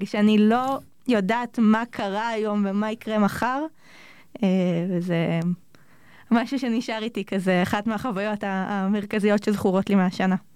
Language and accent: Hebrew; Sharon plain, Israel; now in Jerusalem, Israel; אני במקור מאוד השרון